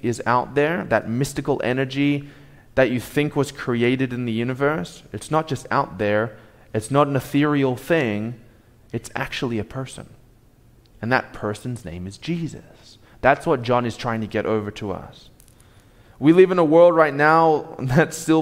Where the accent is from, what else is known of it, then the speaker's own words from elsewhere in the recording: Australia; moved away; I'm from Australia